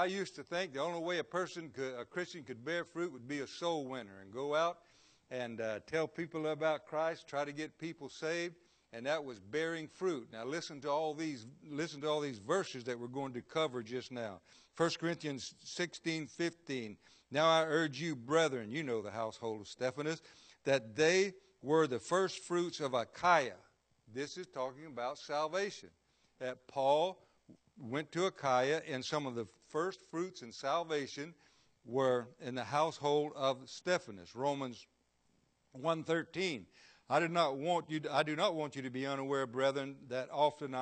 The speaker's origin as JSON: {"language": "English", "region": "Florida", "country": "United States", "tie": "born or raised there", "said": "I was born and raised here in Florida"}